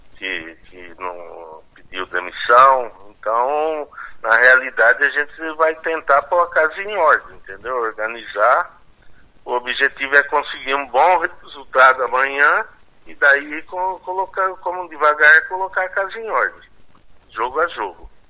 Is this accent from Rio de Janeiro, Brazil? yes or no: no; São Paulo, Brazil; moved away as an adult; now in Mato Grosso do Sul, Brazil; Eu sou, eu, eu, sou de São Paulo